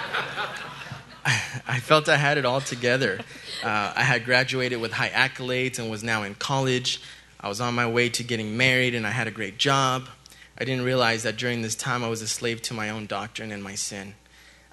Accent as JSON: {"language": "English", "town": "El Paso", "region": "Texas", "country": "United States", "tie": "born or raised there", "said": "I was born in El Paso, Texas"}